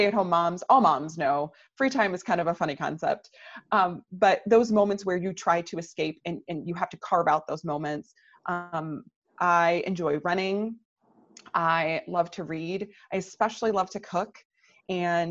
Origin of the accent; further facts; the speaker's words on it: Michigan, United States; now in Naperville, United States; I'm originally from Michigan